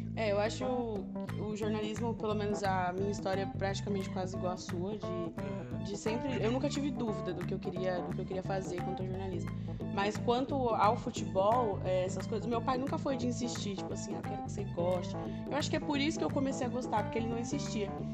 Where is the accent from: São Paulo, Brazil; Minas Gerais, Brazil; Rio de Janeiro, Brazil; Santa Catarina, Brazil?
São Paulo, Brazil; Caraguatatuba; now in Mogi das Cruzes, Brazil; eu sou de Caraguá, eu sou da praia